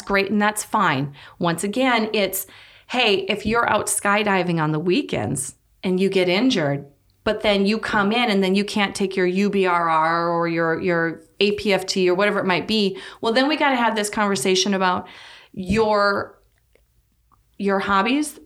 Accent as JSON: {"language": "English", "region": "North Dakota", "country": "United States", "tie": "born or raised there", "also_born_or_lived": "Saint Augustine, Florida", "moved": "as an adult", "said": "born and raised in North Dakota."}